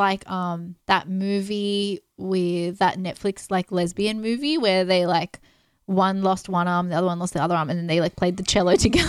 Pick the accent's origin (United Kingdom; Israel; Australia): Australia; We're just Australian, so we just pronounce things weird.